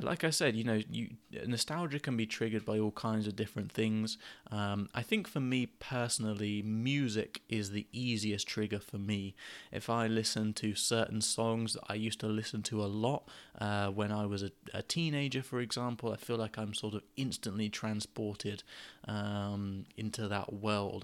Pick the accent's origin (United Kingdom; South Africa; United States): United Kingdom; Gosport, South East England; moved away as an adult; I moved away from Gosport where I grew up when I was sort of nineteen or twenty